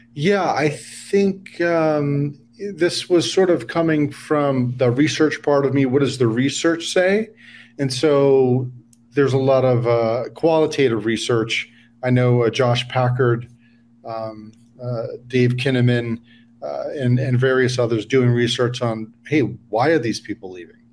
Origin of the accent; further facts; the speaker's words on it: New York, United States; now in San Diego, United States; I'm from New York originally